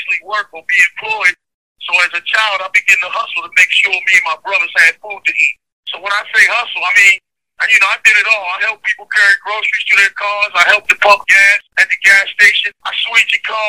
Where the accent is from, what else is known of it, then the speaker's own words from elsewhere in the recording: Baltimore, Maryland, United States; I'm from Baltimore, Maryland. Born and raised.